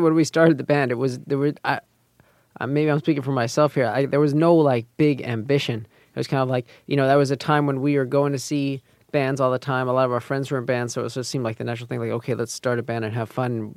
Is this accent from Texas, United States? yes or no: no; New York, United States; we grew up here in Manhattan